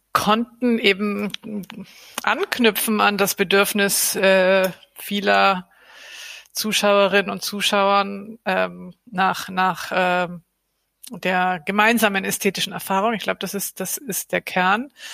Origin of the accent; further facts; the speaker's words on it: Argentina; now in Berlin, Germany; mein Herkunftsland Argentinien